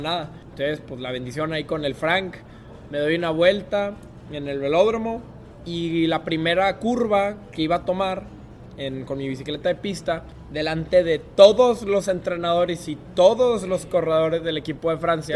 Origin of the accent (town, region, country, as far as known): Mexico; moved away as an adult